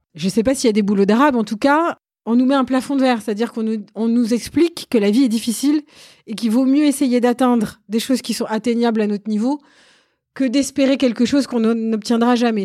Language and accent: French; Sarcelles, Île-de-France, France; j'ai grandi dans le Val d'Oise, j'étais au lycée à Sarcelles